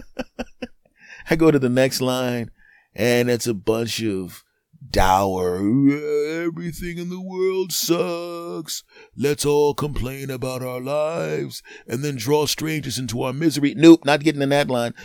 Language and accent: English; United States; I'm an American